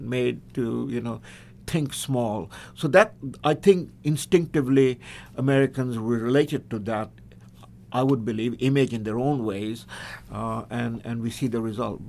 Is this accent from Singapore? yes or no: no; India; now in United States; I am from India, you know, born in India.